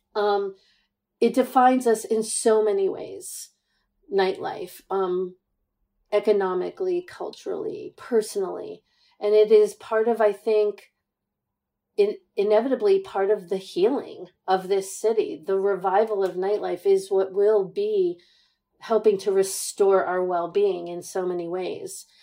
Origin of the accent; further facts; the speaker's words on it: New York City, New York, United States; I'm born and raised in Manhattan